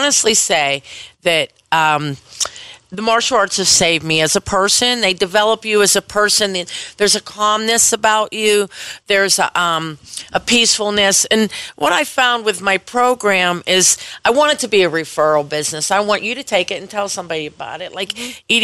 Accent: Penn Hills, Pennsylvania, United States; Penn Hills. I'm from Penn Hills.

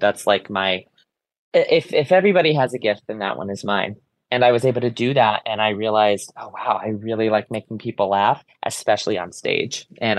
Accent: Ansonia, Connecticut, United States; born or raised there

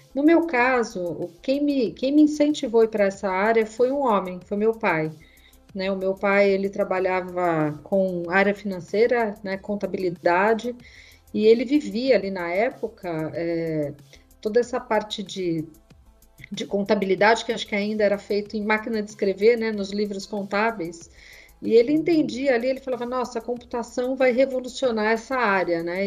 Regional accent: Mogi das Cruzes, São Paulo, Brazil; Eu sou do interior de Mogi das Cruzes e ele me trazia para São Paulo todo final de semana

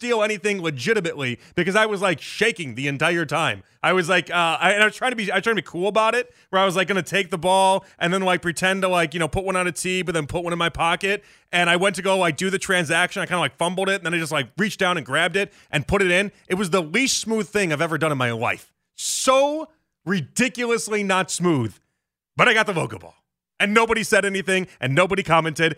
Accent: Chicago, Illinois, United States; moved away as an adult; now in Cleveland, United States; I'm from Chicago

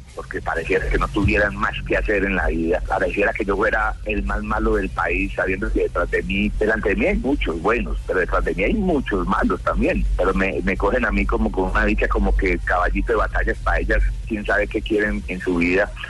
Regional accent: Colombia; soy colombiano

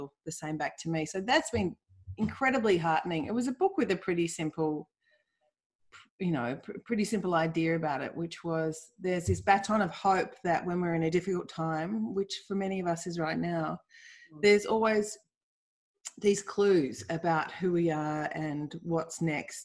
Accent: Melbourne, Victoria, Australia; I grew up in Bayside, Melbourne

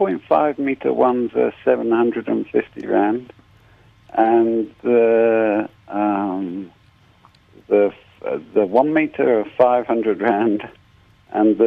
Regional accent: Cornwall, South West England, United Kingdom; now in South Africa; I come from Cornwall in England.

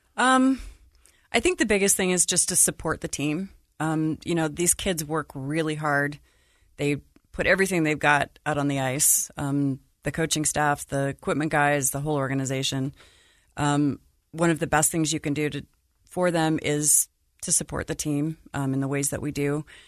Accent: Salt Lake City, Utah, United States; moved away as an adult; also born or lived in Denver / Florida / Chicago area; I grew up in Salt Lake.

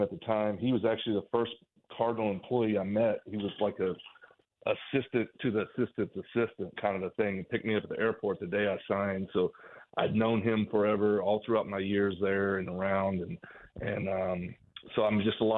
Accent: Oklahoma, United States; moved away as an adult; also born or lived in Wichita, Kansas; I was born and bred in Oklahoma. That's where I was born and raised

